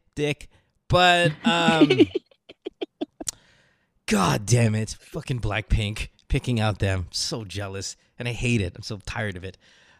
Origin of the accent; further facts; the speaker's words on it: Marilao, Central Luzon, Philippines; I grew up in Marilao, like Marilao mismo. Like my house is in Marilao